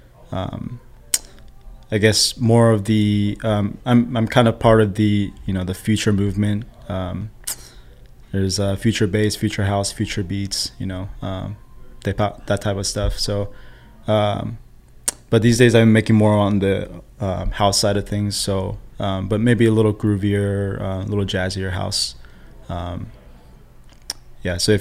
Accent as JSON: {"language": "English", "country": "South Korea", "tie": "born or raised there", "also_born_or_lived": "San Diego, United States", "moved": "yes", "lives_now": "Bay Area, United States", "said": "I live in the Bay Area, I was born in Korea. And then I moved to San Diego, I moved up here for work."}